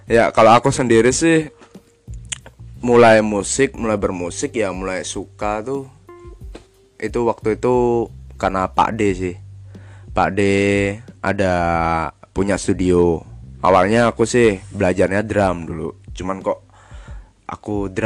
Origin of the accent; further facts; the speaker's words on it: Klaten, Central Java, Indonesia; uh, ya aku dari aslinya dari Klaten, Jawa Tengah ya deket lah kalau sama Benarifo Benarifo kan di Seragen tapi lebih pelosok tempatnya dia